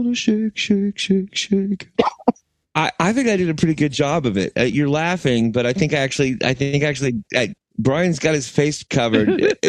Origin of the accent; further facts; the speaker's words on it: United States; I'm American. I'm an American man